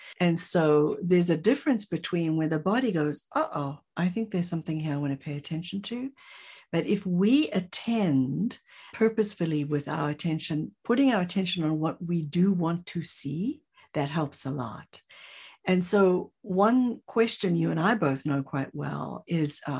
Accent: South Africa; I'm from South Africa

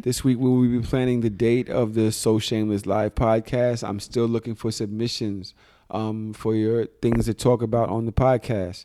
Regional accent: New York City, New York, United States; I'm a Pisces from Brooklyn.

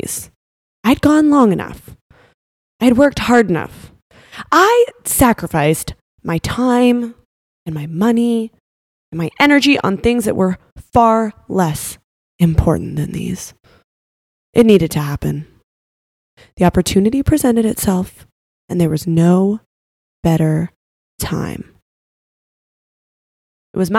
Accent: Canada; now in Florida, United States; I'm from Canada, but I moved to Florida

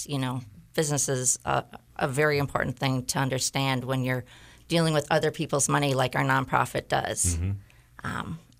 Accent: Shakopee, Minnesota, United States; moved away as an adult; now in Punta Gorda, United States; I actually was born in Minnesota. I'm a Minnesota girl.

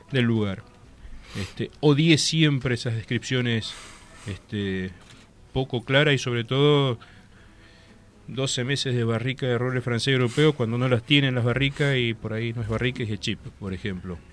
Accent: Valle de Uco, Mendoza, Argentina; me crié en Valle de Duco. Nací en Valle de Duco, nací en Mendoza, pero me desarrollé en Valle Valle de Duco

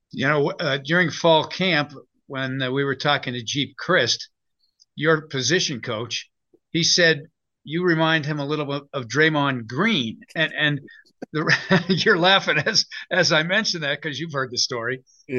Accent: Western Pennsylvania, United States; moved away; When I was growing up in Western Pennsylvania

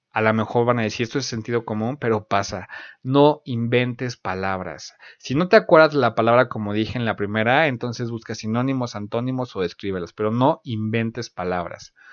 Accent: Mexico; del país de donde, de donde yo soy

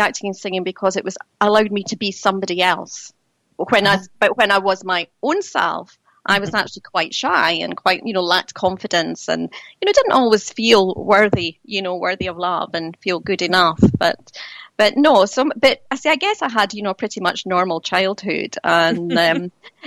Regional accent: Dunfermline, Scotland, United Kingdom; also born or lived in Spain; I was born in Dunfermline in Fife in Scotland

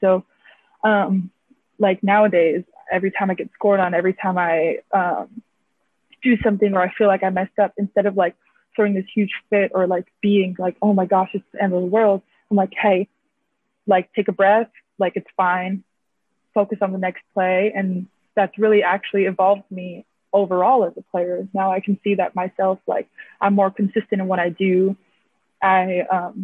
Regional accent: Hawaii, United States; moved away as an adult; Being Hawaiian is rare nowadays. So it's nice to see that there's a whole school dedicated to our people

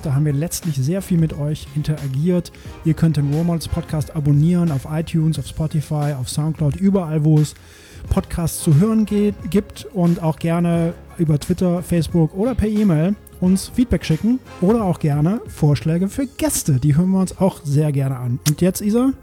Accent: Belgium; moved away; ich komme ja aus Belgien, da kennen wir ja auch Bier

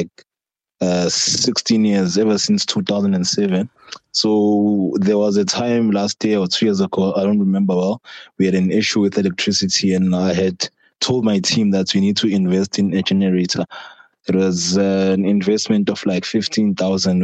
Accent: Soweto, Gauteng, South Africa; I'm from Soweto and I have been living within poverty and inequality for very long.

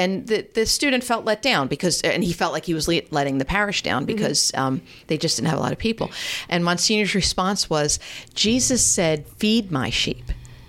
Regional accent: Media, Pennsylvania, United States; moved away as an adult; also born or lived in Lansdowne, Pennsylvania; now in Mantua, Gloucester County, New Jersey, United States; And I'm from Delaware County. I'm from Media. I was born in Lansdowne, grew up in Media. Delco.

